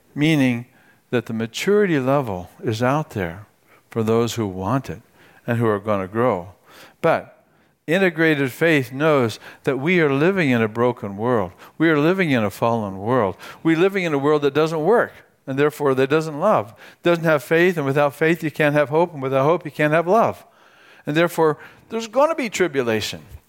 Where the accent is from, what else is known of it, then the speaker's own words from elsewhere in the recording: United States; my American citizenship